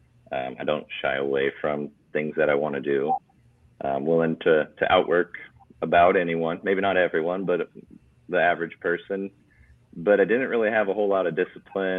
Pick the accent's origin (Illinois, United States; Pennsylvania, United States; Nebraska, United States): Nebraska, United States; Blair; now in Lincoln, United States; So we live right on the Missouri River in Blair. So town of 8,000.